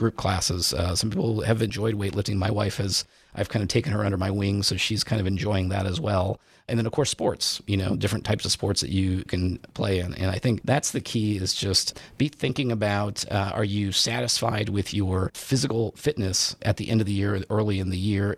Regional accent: Indiana, United States; I grew up in Indiana

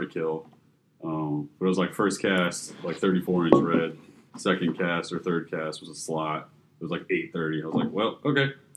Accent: Fort Lauderdale, Florida, United States; I'm born and raised in Fort Lauderdale as well

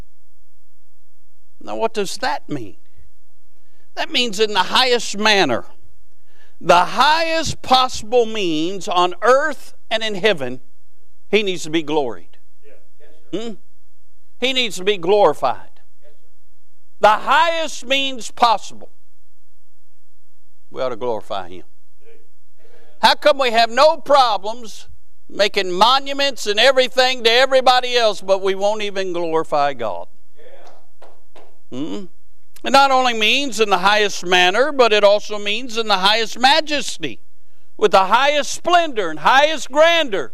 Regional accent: Ohio, United States; My mother's roots are from Kentucky. My father's roots are from Kentucky. I was born in Ohio

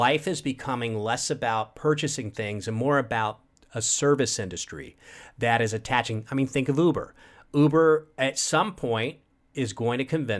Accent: Tampa Bay area, Florida, United States; also born or lived in New York; now in Los Angeles, United States; I grew up in the Tampa Bay area of Florida

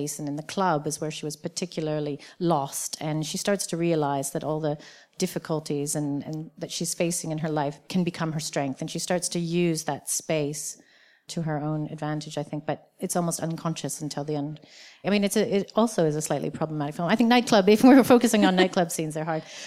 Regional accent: Canada; as a Canadian

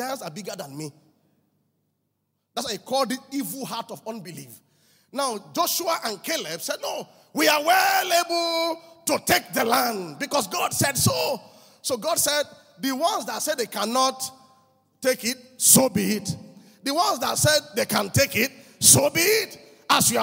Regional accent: Mile 2 Estate, Lagos, Nigeria; I grew up with him in Mile 2 Estate

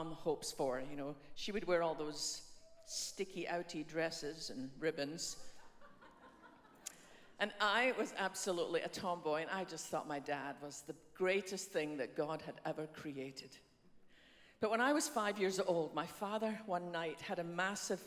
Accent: west coast of Scotland, United Kingdom; now in Dallas, United States; You've probably worked out by now by my funny accent that although we live in Dallas, I didn't start there. I was born on the west coast of Scotland in a small fishing village there

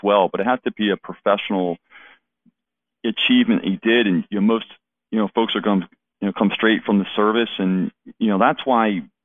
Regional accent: Philadelphia, Pennsylvania, United States; moved away as an adult; I grew up in the Philadelphia area

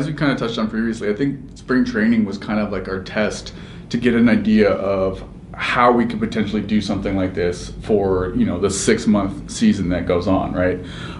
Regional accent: Anaheim, California, United States; born or raised there

